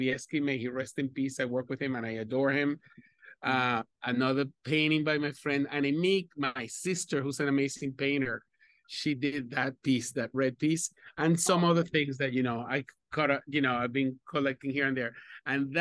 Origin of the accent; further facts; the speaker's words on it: Venezuela; moved away as an adult; also born or lived in Spain / Caracas, Venezuela; now in New York City, United States; I was born in Spain, raised in Venezuela, and I have been in New York City for the last 33 years